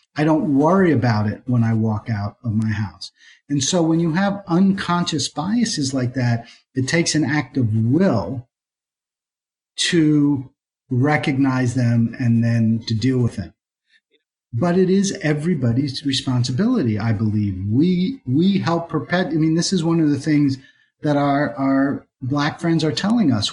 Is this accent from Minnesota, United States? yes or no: no; Philadelphia, Pennsylvania, United States; now in Atlanta, United States; I'm from Philadelphia